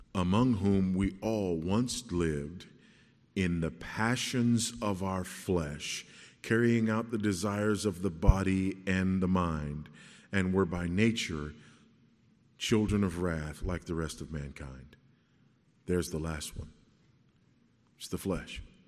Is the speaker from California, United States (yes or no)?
yes; Los Angeles, California, United States; I grew up in South Central Los Angeles